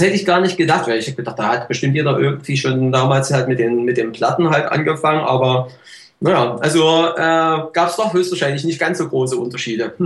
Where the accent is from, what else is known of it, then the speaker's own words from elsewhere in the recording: East Germany, Germany; Ich komme ja nun aus dem Osten